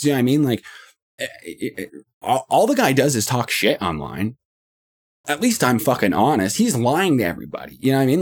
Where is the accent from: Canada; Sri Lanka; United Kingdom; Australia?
Canada; I'm from Canada